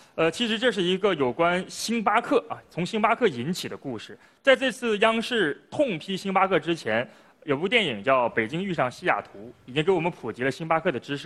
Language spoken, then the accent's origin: Chinese; China; 我们中国人